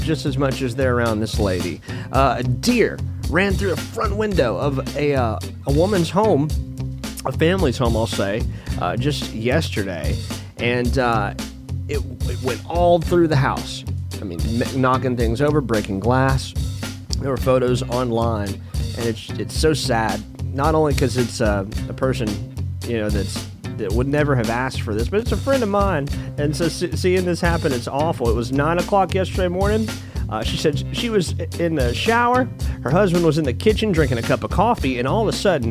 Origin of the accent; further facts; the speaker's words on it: Florence, Alabama, United States; I was born and raised in Florence, Alabama